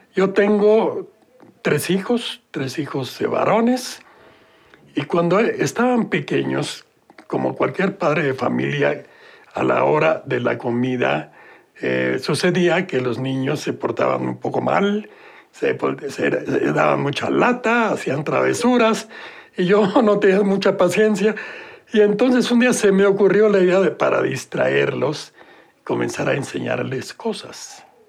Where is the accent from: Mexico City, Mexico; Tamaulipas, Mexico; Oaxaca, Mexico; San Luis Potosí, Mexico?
Mexico City, Mexico; Eh, nací en la Ciudad de México